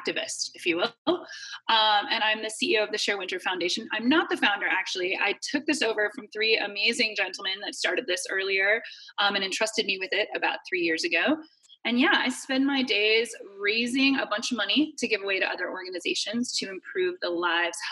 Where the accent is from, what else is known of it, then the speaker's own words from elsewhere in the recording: Midwest, United States; I grew up in the Midwest